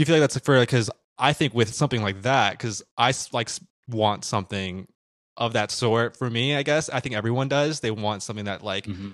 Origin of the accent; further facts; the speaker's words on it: Midwest, United States; I'm from the Midwest